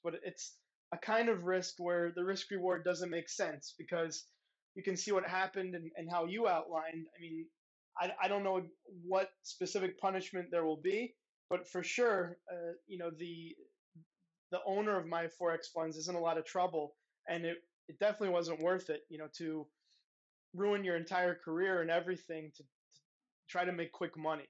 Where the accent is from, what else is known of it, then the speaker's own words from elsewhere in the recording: United States; now in Europe; I'm an American